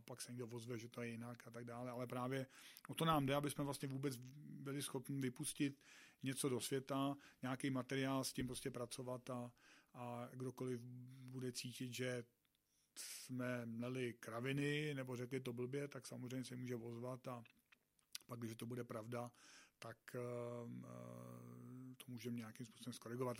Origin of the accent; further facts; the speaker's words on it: South Bohemian Region, Czechia; jsem z Jižních Čech